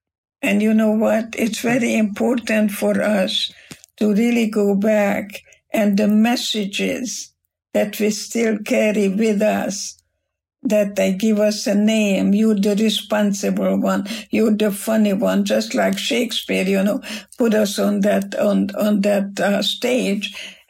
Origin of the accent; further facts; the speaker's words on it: Germany; now in United States; Because when I came to America from Germany, and there was a big, big storm in the English Channel